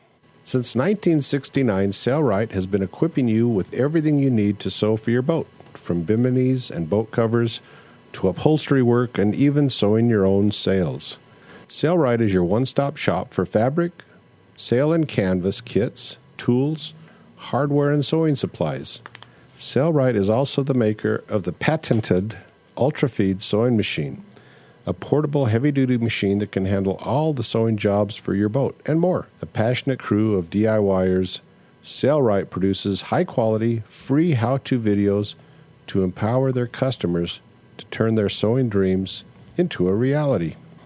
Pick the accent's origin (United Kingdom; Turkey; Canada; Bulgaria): Turkey; now in San Francisco Bay Area, United States; I'm originally from Turkey and have been living in the San Francisco Bay Area for the last 20 years or so.